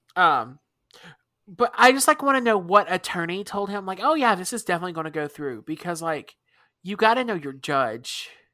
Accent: United States; we're American, so we don't use the metric system

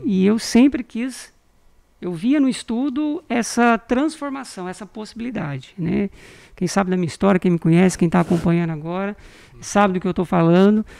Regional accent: Vila Rica, Mato Grosso, Brazil; also born or lived in Campina da Lagoa, Paraná / Goiânia / Brasília; nós chegamos em 86. Imagina como que era isso aqui. Eu era menino pequeno

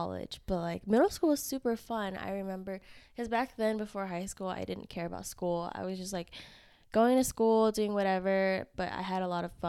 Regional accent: Houston, Texas, United States; also born or lived in Vietnam; now in Austin, United States; I grew up in Houston, but I was born in Vietnam. Okay. So I came over here when I was two

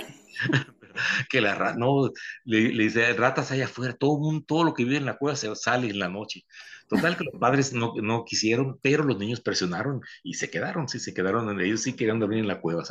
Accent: Baja California, Mexico; pienso en Baja California, en mi tierra

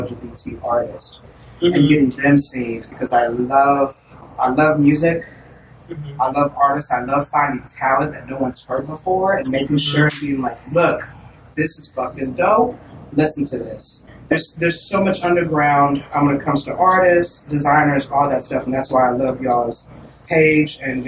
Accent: Austin, Texas, United States; Born and raised Austin, Texas, Southside. Lived here all my life.

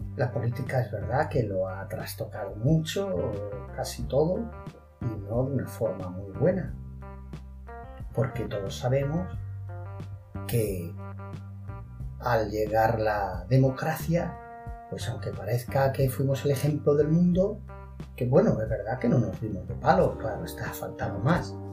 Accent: Spain; como españoles que somos

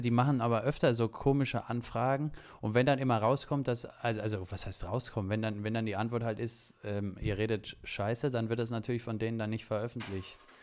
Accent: Saxony, Germany; ich als gebürtiger Sachse

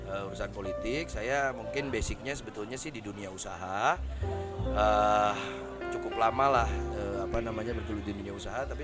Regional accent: Sukabumi, West Java, Indonesia; Jadi tentunya kota dan Kabupaten Sukabumi karena saya orang Sukabumi karena terlalu cinta terhadap Kabupaten dan Kota Sukabumi ya.

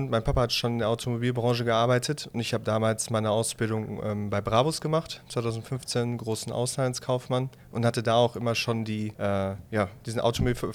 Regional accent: North Rhine-Westphalia, Germany; born there; 27 Jahre geboren im Ruhrgebiet

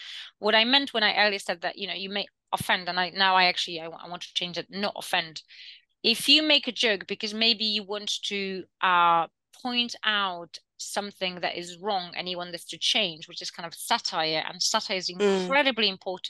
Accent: United Kingdom; And I also have jokes about British people because I'm also British, right?

